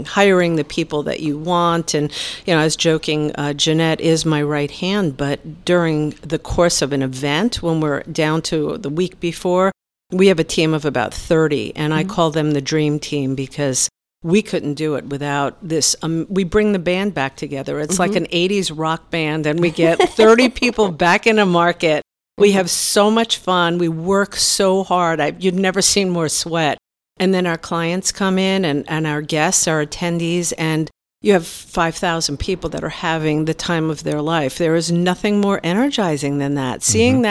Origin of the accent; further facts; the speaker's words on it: New York City, New York, United States; moved away; also born or lived in Tampa; I'm from Brooklyn